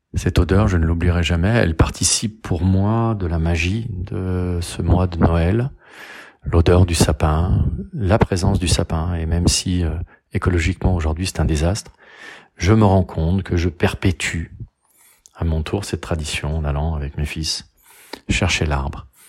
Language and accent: French; Rillieux-la-Pape, Auvergne-Rhône-Alpes, France; now in Garches, France; je suis né à Rieux-la-Pape, dans le Rhône, le 12 août 1970. Je vis à Garches, dans les Hauts-de-Seine